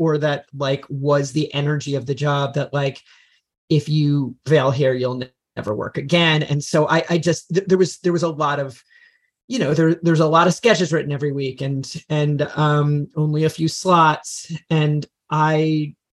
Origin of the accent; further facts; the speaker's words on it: Freehold, New Jersey, United States; moved away as an adult; now in Los Angeles, United States; I'm from New Jersey. I'm from Central New Jersey, Freehold, New Jersey.